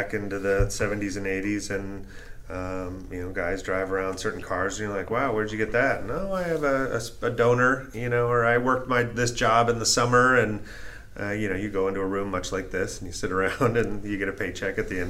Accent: Orange County, Southern California, United States; I grew up down in Orange County in Southern California

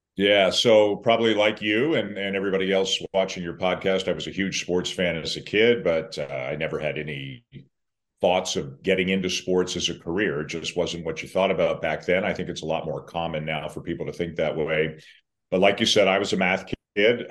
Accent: Toronto, Ontario, Canada; I'm from Toronto

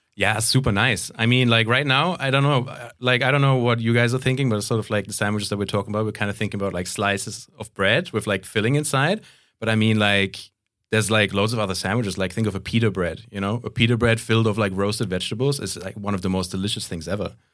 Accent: Canary Islands, Spain; moved away; also born or lived in Central Europe; I grew up in Spain, so it's, um, and especially, like, where I grew up in the Canary Islands

